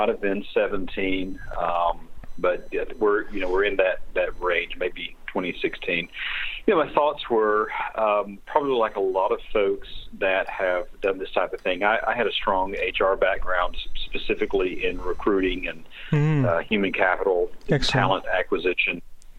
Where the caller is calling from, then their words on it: Knoxville, Tennessee, United States; I'm actually in Knoxville, Tennessee.